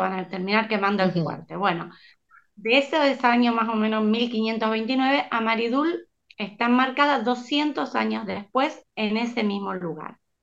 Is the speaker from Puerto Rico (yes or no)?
no; San Lorenzo, Santa Fe, Argentina; San Lorenzo, de donde soy yo